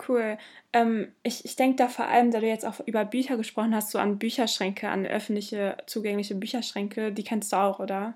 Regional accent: Bottrop, North Rhine-Westphalia, Germany; ich komme aus Bottrop, meine Familie zumindest

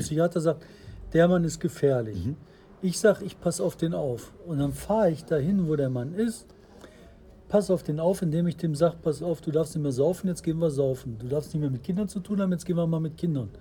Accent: Bottrop, North Rhine-Westphalia, Germany; ich komme aus Fulmburg. Also Bottrop Fuhlenbrock.

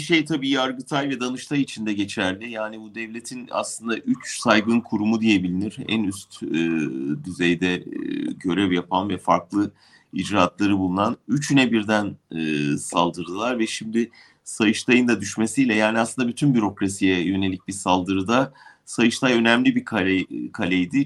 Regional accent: Turkey; moved away

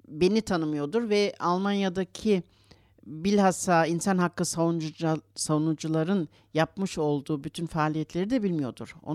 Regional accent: Istanbul, Turkey; born there; Ve Türkiye'den bilhassa kendim geldiğim için orada doğdum İstanbul'da. Oradan geldiğim için ilk araştırmalarımı orada başladım zaten.

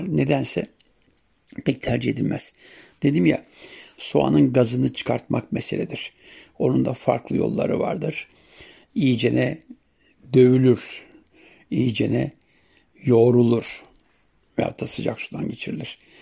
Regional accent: Siirt Province, Turkey; bizim yörede Siirt'te sumak suyuyla yaparız

